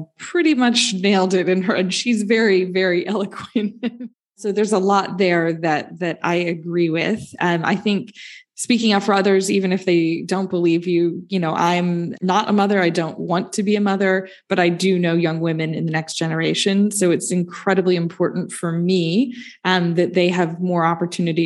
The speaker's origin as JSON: {"language": "English", "country": "United States", "said": "I'm American"}